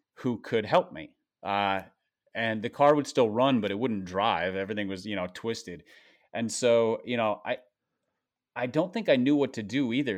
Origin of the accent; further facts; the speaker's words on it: Minnesota, United States; I grew up in Minnesota